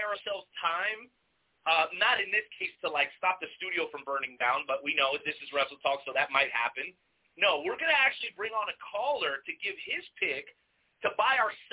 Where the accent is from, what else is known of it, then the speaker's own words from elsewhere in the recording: Florida, United States; the beautiful state of Florida, which you guys know that's my home state